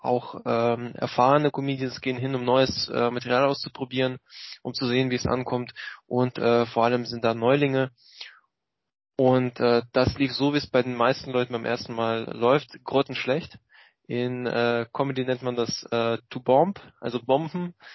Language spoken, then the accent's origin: German; Russia; born there; moved away; als äh, gebürtigen Russen äh, habe ich sehr mitgefiebert mit dem, was in meiner alten Heimat vorging.